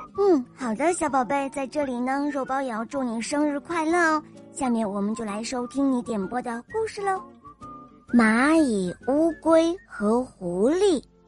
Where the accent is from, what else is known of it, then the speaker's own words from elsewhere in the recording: Shaoxing, Zhejiang, China; 我五岁了，我来自浙江绍兴